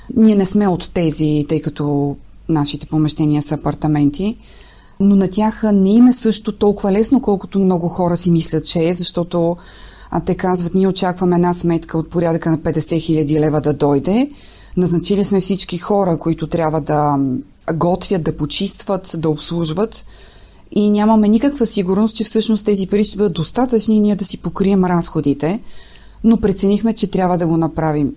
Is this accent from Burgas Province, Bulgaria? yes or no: yes; Nesebar, Burgas Province, Bulgaria; now in Sofia, Bulgaria; от Несебър, макар че живея в София